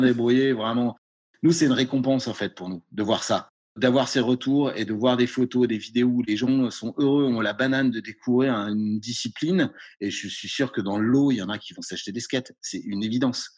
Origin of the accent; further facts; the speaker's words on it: Brittany, France; je viens de Bretagne